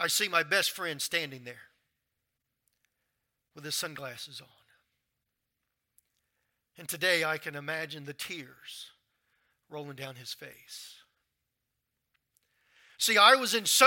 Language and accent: English; Louisiana, United States; moved away as an adult; also born or lived in Baker, Louisiana / North Carolina; I'm from Louisiana